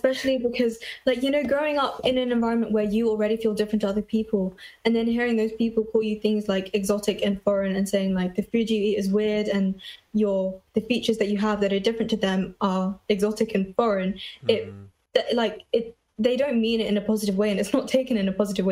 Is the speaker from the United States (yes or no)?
no; London, United Kingdom; I was born in London.